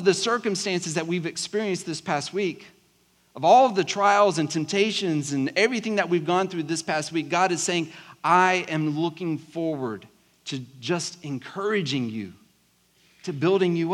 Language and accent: English; South Georgia, United States; accent: southern South Georgia; I grew up in South Georgia, so every now and then, like, my really southern South Georgia slang can come out